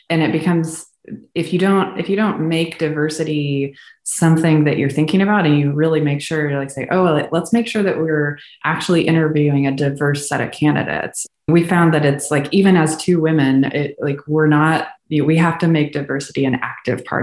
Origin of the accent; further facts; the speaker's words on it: Houston, Texas, United States; once he landed a job in Houston, big oil city, we didn't have to move anymore. And so I grew up in Houston